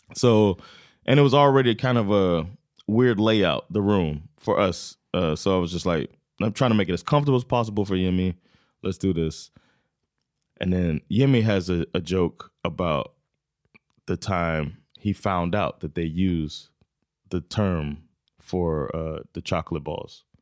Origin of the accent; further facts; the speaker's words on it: United States; now in Sweden; I'm still American